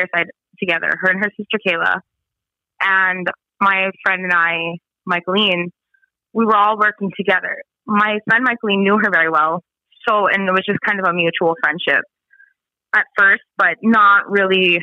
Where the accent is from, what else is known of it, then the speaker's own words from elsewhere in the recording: Spirit Lake Reservation, North Dakota, United States; I'm from Spirit Lake Reservation